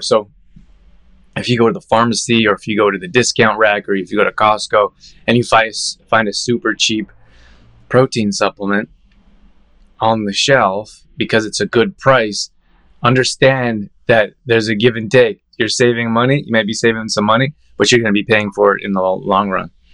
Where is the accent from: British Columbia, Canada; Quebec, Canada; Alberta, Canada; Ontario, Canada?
Alberta, Canada; Calgary; I grew up in Calgary